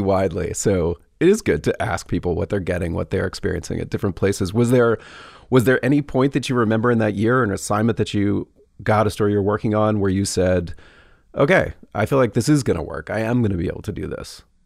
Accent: Atlanta, Georgia, United States; I grew up in Atlanta

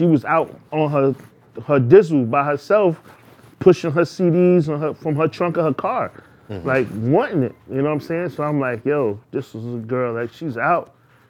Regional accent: New York City, New York, United States; I'm from East New York.

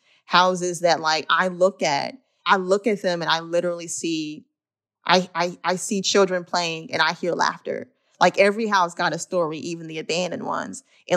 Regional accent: Illinois, United States; Me and my family, we moved around a lot throughout Cook County coming up, largely due to issues of housing insecurity.

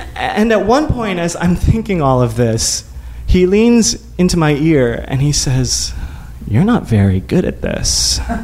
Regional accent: Midwest, United States; growing up in the Midwest, in a very evangelical Christian home.

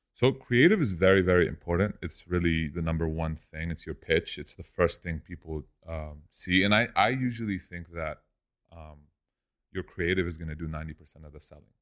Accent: Lebanon; moved away as an adult; also born or lived in Orange County, California; now in Los Angeles, United States; I grew up in Lebanon. I came here when I was eighteen alone.

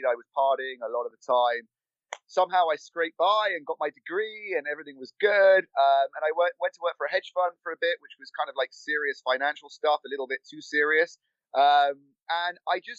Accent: London, United Kingdom; moved away as an adult; now in Los Angeles, United States; I was born and raised in London

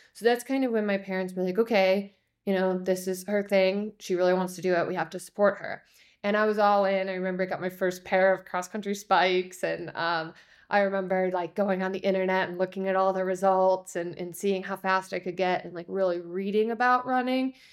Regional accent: Chicago, Illinois, United States; I grew up in Chicago

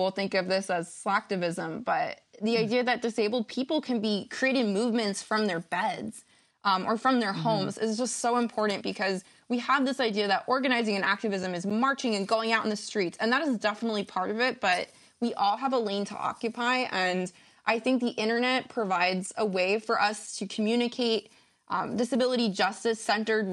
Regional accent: United States; moved away as an adult; now in Canada; I am American

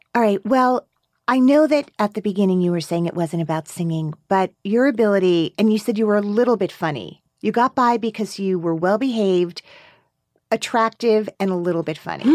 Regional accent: Teaneck, New Jersey, United States; now in Brooklyn, United States; I'm from Teaneck

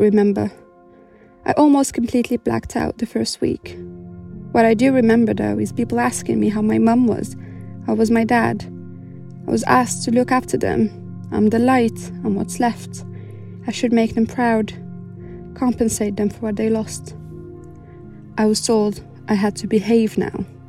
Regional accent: Morocco; moved away as an adult; now in United Kingdom; I was born and raised in Morocco and only moved to the UK three years ago

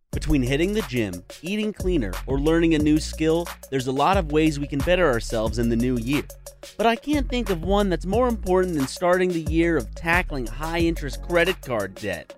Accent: South Carolina, United States; moved away; we're both from South Carolina

